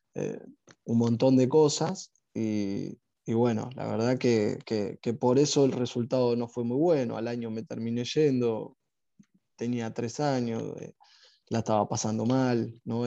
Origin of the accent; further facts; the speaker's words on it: Vicente López, Buenos Aires Province, Argentina; moved away as an adult; also born or lived in Saudi Arabia; yo nací en Vicente López, no, no, recuerdo haberme ido a otro lado que, que, no sea ahí por la zona hasta que me fui a Arabia.